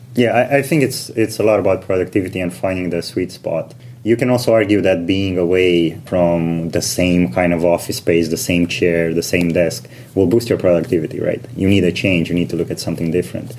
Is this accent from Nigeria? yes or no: no; Romania; moved away as an adult; also born or lived in United Kingdom / Switzerland; now in London, United Kingdom; I am originally from Romania.